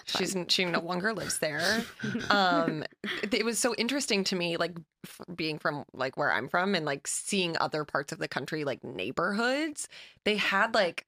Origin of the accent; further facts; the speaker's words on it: Ashland, Massachusetts, United States; Ashland, Massachusetts. So it's like a central point.